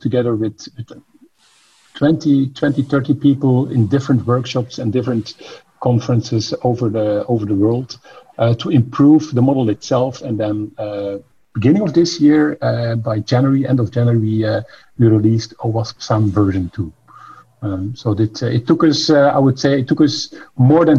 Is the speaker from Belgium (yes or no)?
yes; Belgium; we're both from Belgium